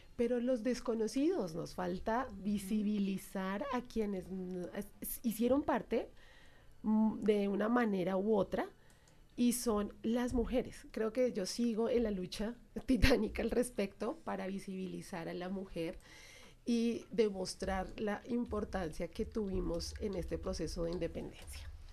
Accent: Colombia; nosotros los colombianos

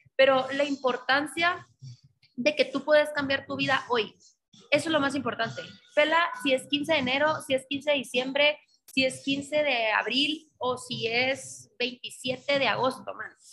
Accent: Guatemala; como mujeres guatemaltecas, mujeres latinas

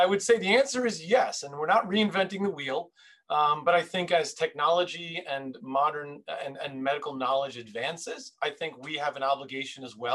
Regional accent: New York City, New York, United States; I was born and raised in Queens, New York

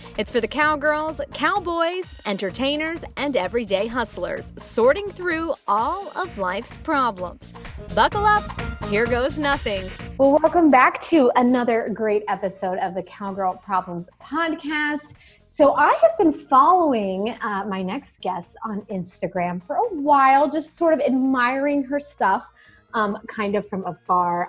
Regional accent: Kansas, United States; you grew up in Kansas like I did

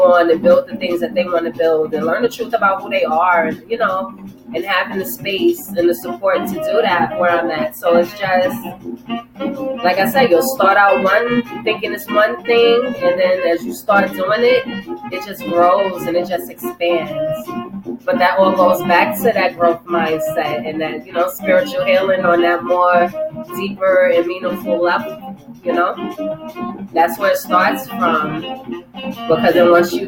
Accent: New York City, New York, United States; when I was a kid, and I was, you know, in the Bronx, you know, growing up in the Bronx

